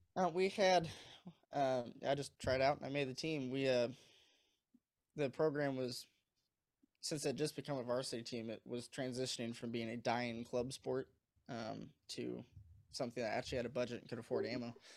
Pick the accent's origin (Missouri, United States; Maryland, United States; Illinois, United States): Missouri, United States; moved away as an adult; now in Michigan, United States; I moved up here for college. I'm from Missouri